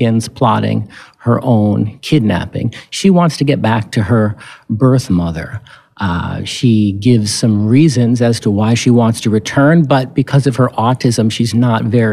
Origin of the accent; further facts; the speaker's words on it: Barrington, New Hampshire, United States; My hometown, Barrington, New Hampshire, is right next to Portsmouth, New Hampshire